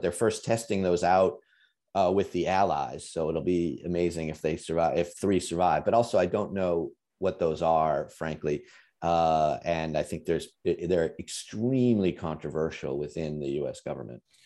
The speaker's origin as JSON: {"language": "English", "country": "United States", "said": "as an American"}